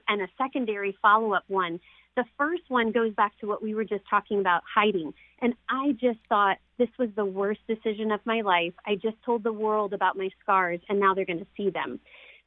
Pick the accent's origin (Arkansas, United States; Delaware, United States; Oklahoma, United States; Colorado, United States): Arkansas, United States; also born or lived in New Orleans, Louisiana; we stayed in a children's home called Hillcrest in Arkansas. So we came from New Orleans to Arkansas